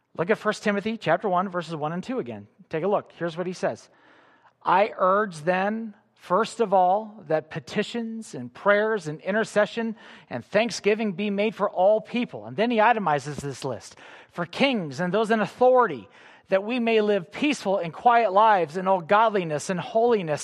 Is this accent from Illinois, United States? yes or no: yes; Illinois near Chicago, United States; I grew up in Illinois near Chicago